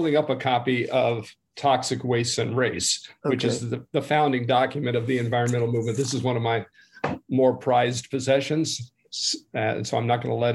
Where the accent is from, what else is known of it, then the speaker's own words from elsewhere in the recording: Southern California, United States; I grew up in Southern California